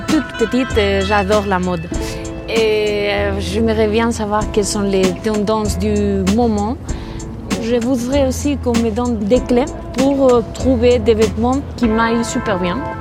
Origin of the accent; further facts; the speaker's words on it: Bilbao, Basque Country, Spain; French is a second language; j'ai 32 ans, je viens de Bilbao